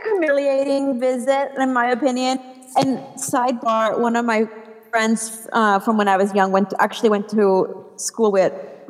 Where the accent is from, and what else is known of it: Puerto Rico; moved away